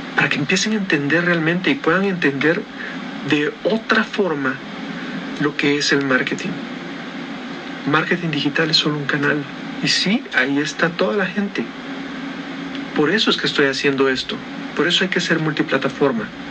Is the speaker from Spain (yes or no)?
no; Guatemala; estoy en Guatemala, Centroamérica